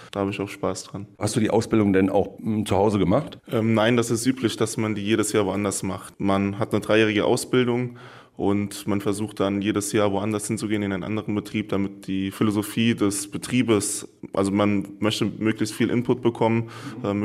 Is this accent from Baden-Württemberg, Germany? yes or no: no; Rhineland-Palatinate, Germany; Ich komme hier aus SG uns Rheinhessen, aus einer Region, da haben wir viel Volleyball gespielt.